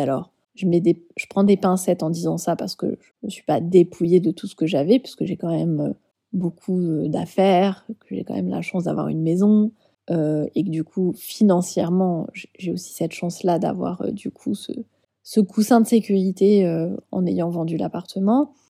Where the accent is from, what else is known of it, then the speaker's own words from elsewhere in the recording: Bordeaux, Nouvelle-Aquitaine, France; moved away as an adult; also born or lived in Paris / Île de Ré; je suis bordelaise, mais ça fait 11 ans que je vivais à Paris.